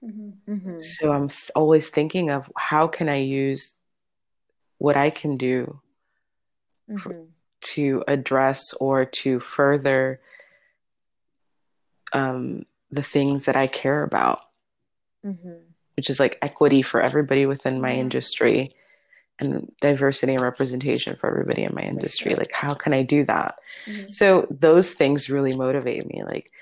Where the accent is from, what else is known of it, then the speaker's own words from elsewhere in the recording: Dominican Republic; I'm from the Dominican Republic. She's half Dominican.